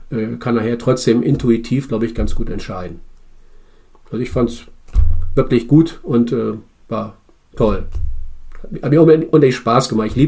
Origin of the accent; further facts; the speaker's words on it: Bremen, Germany; ich komme aus Bremen und zu, zu Bremer Bürgerräten